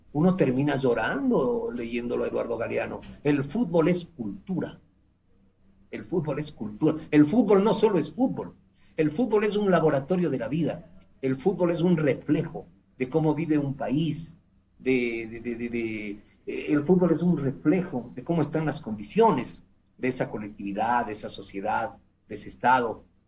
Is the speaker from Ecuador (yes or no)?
yes; Ecuador